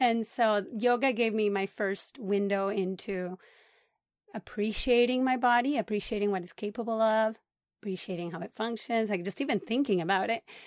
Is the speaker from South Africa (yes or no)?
no; Puerto Rico; moved away as an adult; also born or lived in Boston / California; now in Los Angeles, United States; I was born in Puerto Rico, and I lived there until I went to college.